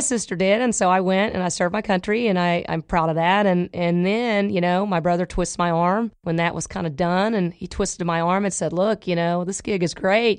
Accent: Oklahoma, United States; now in Dallas, United States; I'm from Oklahoma

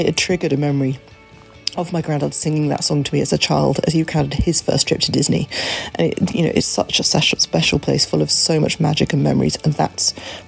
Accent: Wantage, South East England, United Kingdom; from Wantage in Oxfordshire.

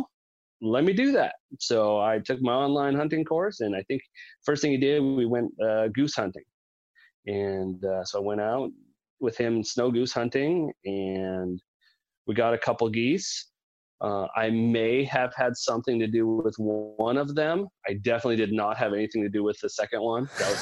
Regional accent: Quilcene, Washington, United States; also born or lived in Seattle, Washington; So I was born in Seattle. I've lived up here in the Pacific Northwest all my life, and we moved to a super tiny town called Quilcene, Washington

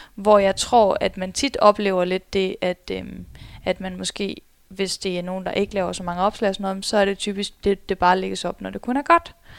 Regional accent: Skive, Central Denmark Region, Denmark; also born or lived in Spain; now in Aarhus, Denmark; stammer jeg faktisk oprindeligt fra Skive af

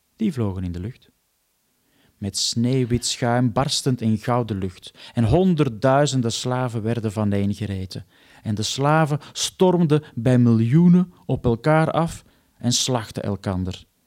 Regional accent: Antwerp, Flanders, Belgium; now in Netherlands; ik woon dan wel in Nederland, maar ik kom natuurlijk gewoon uit Antwerpen

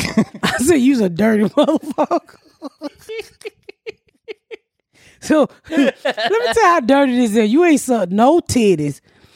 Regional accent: the South, United States; I'm from the South.

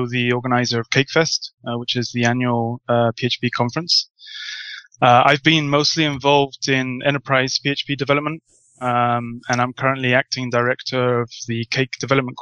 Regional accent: Portsmouth, South East England, United Kingdom; now in Spain; I'm British, originally from Portsmouth

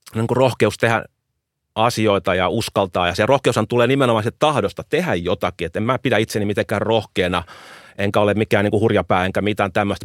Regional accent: Helsinki, Uusimaa, Finland; Suomi on mun kotimaa, Itämeri on mun kotimeri. Et mä oon koko elämän asunut meren rannalla Helsingissä.

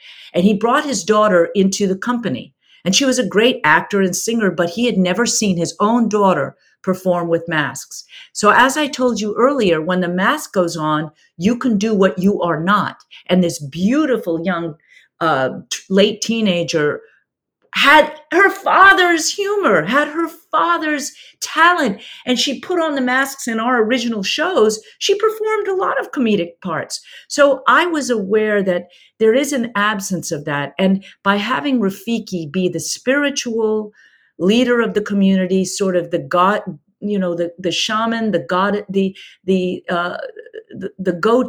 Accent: South Africa; accent: South African; So again, my South African accent's gone out the window. It's been too many years.

